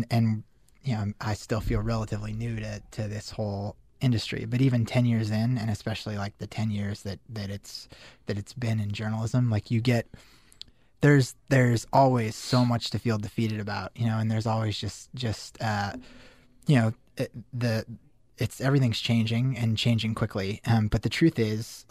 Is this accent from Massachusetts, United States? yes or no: no; Denver, Colorado, United States; moved away as an adult; also born or lived in Syracuse; I grew up in Denver.